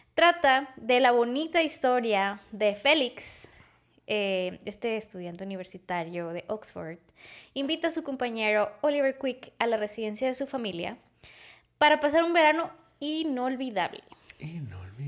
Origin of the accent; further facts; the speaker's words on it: Monterrey, Nuevo León, Mexico; los regios